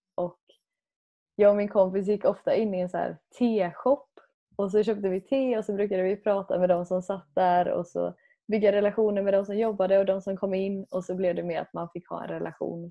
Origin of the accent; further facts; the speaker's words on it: Sweden; som själv svensk